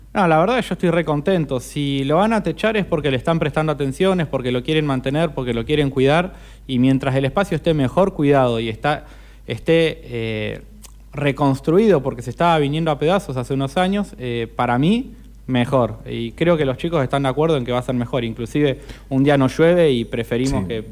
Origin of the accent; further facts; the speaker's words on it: Argentina; somos argentinos